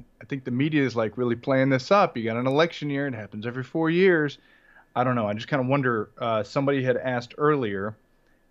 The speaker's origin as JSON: {"language": "English", "region": "North Carolina", "country": "United States", "moved": "as an adult", "lives_now": "Tokyo, Japan", "said": "I'm from North Carolina"}